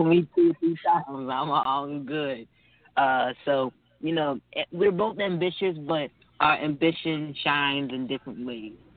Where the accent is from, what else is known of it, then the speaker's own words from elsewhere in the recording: Atlanta, Georgia, United States; also born or lived in Washington, District of Columbia, United States; I'm from Atlanta. I live in Atlanta